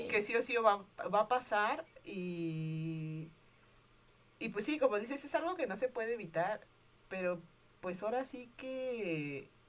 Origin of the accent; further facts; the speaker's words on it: Mexico; somos México